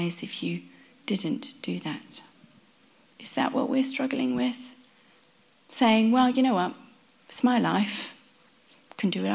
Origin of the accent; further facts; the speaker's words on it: South Africa; My parents are Dutch. They come from the Netherlands. We grew up in South Africa